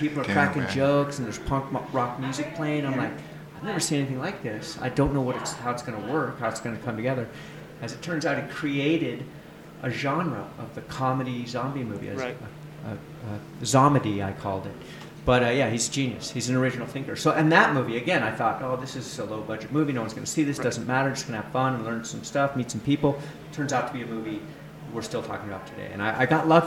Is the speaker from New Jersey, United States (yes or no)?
no; California, United States; I'm from California